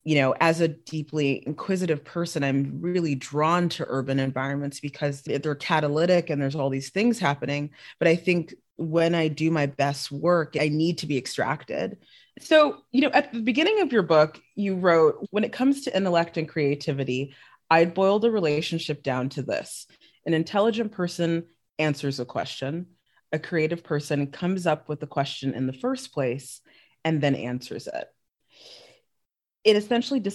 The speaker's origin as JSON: {"language": "English", "country": "South Africa", "tie": "born or raised there", "also_born_or_lived": "Los Angeles", "moved": "yes", "said": "I grew up in South Africa for a good portion of my life"}